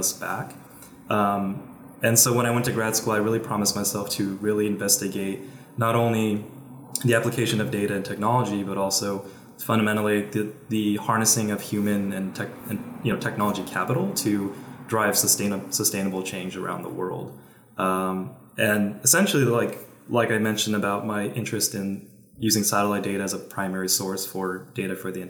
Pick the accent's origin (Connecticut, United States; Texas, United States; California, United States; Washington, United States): California, United States; So I'm from California. I've been living in the Bay Area for about 10 years